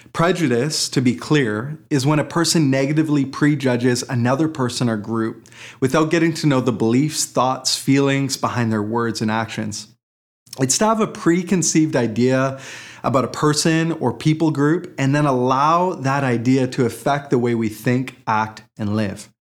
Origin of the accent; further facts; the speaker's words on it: Port Moody, British Columbia, Canada; that last year of high school at Portmooty Secondary